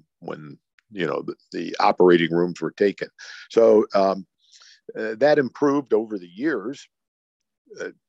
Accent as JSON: {"language": "English", "town": "Cleveland", "region": "Ohio", "country": "United States", "tie": "born or raised there", "said": "I'm born and raised in Cleveland, Ohio"}